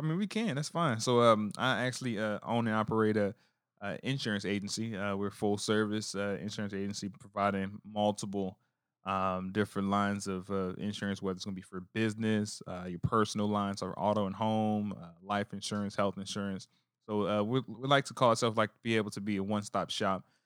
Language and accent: English; New Orleans, Louisiana, United States; moved away; me growing up as a, in New Orleans